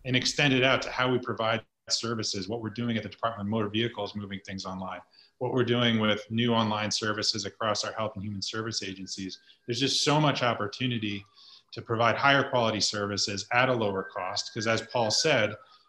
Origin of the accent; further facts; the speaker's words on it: Branford, Connecticut, United States; I was born and raised in Brantford